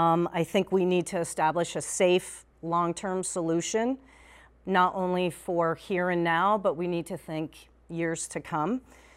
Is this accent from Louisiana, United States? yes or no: no; South Burlington, Vermont, United States; also born or lived in Colchester, Vermont; I am born and raised in Vermont. I grew up in South Burlington.